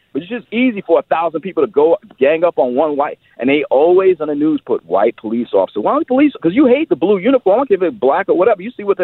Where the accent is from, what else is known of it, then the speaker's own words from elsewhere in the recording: New York, United States; moved away; I'm from New York originally.